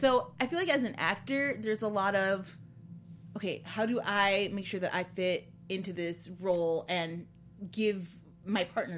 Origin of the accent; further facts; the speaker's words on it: Ottawa, Illinois, United States; also born or lived in Chicago; I was born just outside of Chicago, but when I was 5, we moved to Ottawa, Illinois, which is the corn. Like, my backyard is essentially a state park.